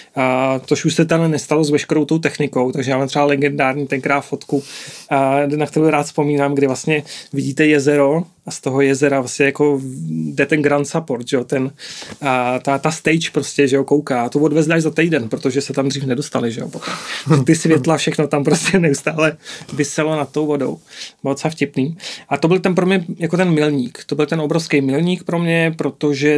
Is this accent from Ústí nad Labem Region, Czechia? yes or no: no; Plzeň, Plzeň Region, Czechia; Já jsem eh, z Plzně